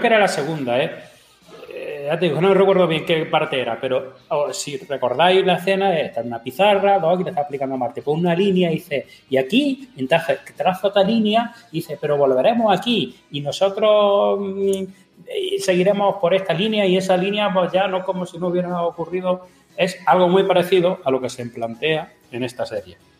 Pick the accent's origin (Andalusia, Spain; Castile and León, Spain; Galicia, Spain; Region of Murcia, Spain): Region of Murcia, Spain; a partir de ahora ya no soy murciano